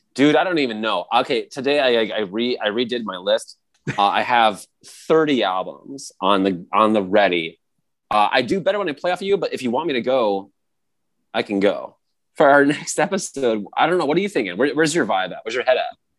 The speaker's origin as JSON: {"language": "English", "region": "Florida", "country": "United States", "said": "I'm kind of from Florida"}